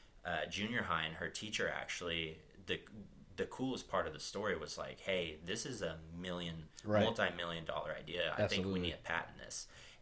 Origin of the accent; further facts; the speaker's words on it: New Hampshire, United States; born there; So I was born in New Hampshire, actually. All the way on the northeast coast.